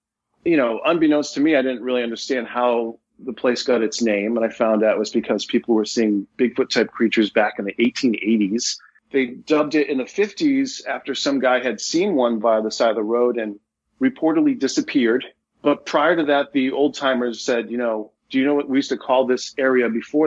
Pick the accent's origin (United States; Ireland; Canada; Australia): United States; Leominster, Massachusetts; Leominster, my hometown